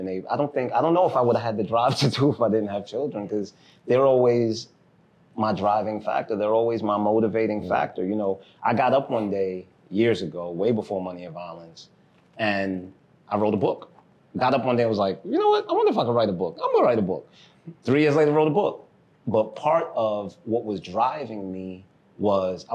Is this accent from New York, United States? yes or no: yes; New York City, New York, United States; also born or lived in Haiti; I was born in Brooklyn